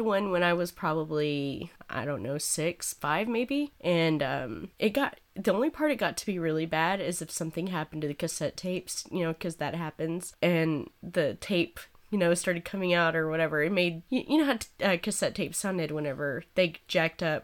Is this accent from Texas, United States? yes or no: yes; Snyder, Texas, United States; I come from Snyder, Texas, and we don't give a fuck there, apparently